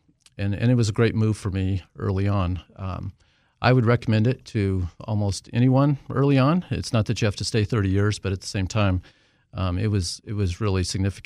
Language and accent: English; Wyoming, United States; also born or lived in Southern California; Well, so actually, I am from Wyoming and ended up going to college in Southern California, of all places.